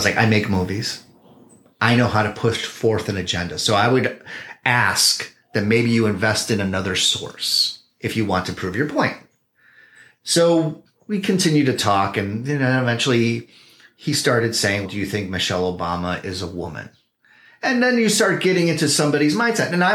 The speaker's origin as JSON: {"language": "English", "town": "Chicago", "region": "Illinois", "country": "United States", "moved": "as an adult", "lives_now": "Oakland, United States", "said": "We're from Chicago"}